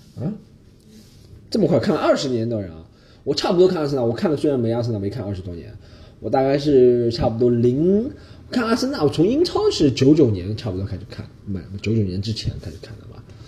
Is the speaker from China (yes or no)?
yes; China; 我们中国人相信什么东西都要热的